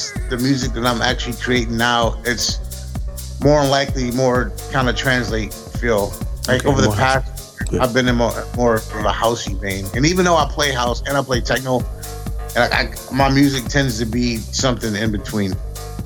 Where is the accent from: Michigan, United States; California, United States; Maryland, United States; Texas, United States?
Michigan, United States; Grand Rapids; also born or lived in Flint, Michigan; I wasn't born in Grand Rapids. I was actually born in Flint, Michigan. I've been here all my life, at least since I was like 3 or 4. So this is where I'm from